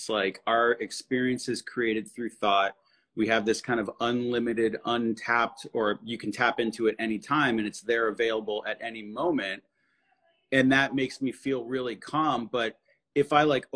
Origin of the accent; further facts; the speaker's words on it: New England, United States; we're from New England